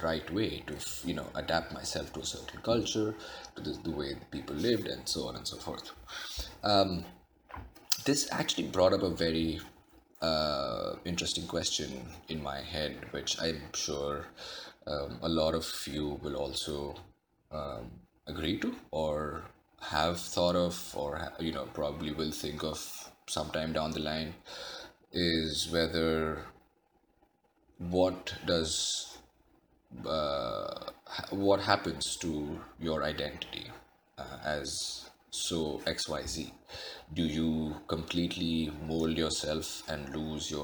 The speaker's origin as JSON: {"language": "English", "country": "India", "tie": "born or raised there", "moved": "yes", "said": "Growing up in India, I was used to eating my food with my hands"}